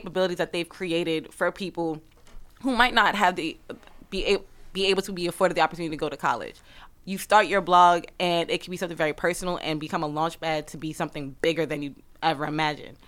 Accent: New York City, New York, United States; I'm from Brooklyn

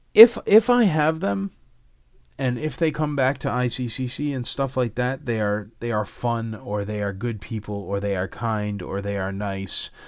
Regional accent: Connecticut, United States; moved away; I grew up in Connecticut

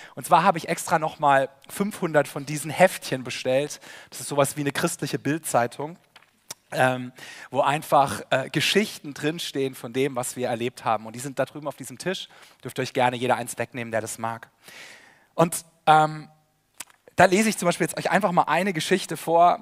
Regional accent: Karlsruhe, Baden-Württemberg, Germany; Sabine und ich, wir kommen beide aus Karlsruhe

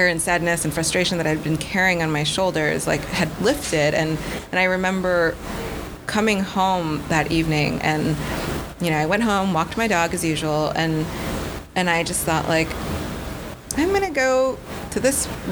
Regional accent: Buffalo, New York, United States; now in New York City, United States; I was born in New York City. When I was 1 year old, my family moved.

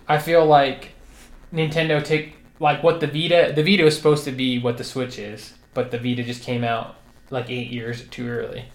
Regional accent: United States; I'm American

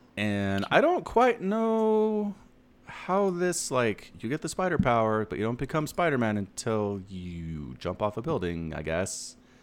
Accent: United States; I'm an American

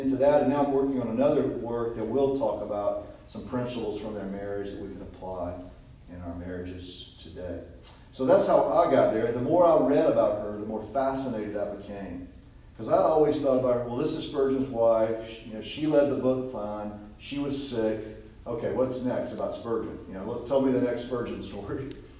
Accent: Georgia, United States; I'm a country boy from Georgia

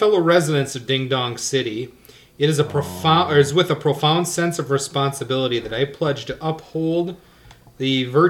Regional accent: Wisconsin, United States; I'm from Wisconsin.

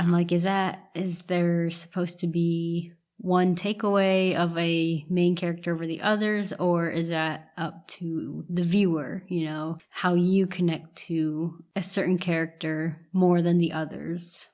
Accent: Ohio, United States; Growing up in Ohio, I, I was from, you know, small town Ohio

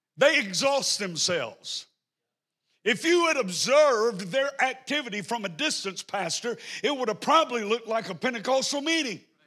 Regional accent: the South, United States; I'm from the South, so I may not talk in good English

